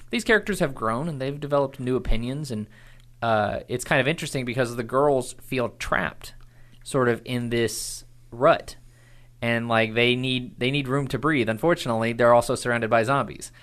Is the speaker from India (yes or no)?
no; Irving, Texas, United States; I was born in Irving, Texas